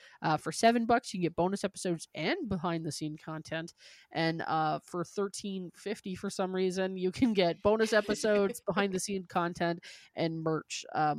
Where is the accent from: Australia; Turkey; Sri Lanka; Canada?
Canada; I go, we're from Canada.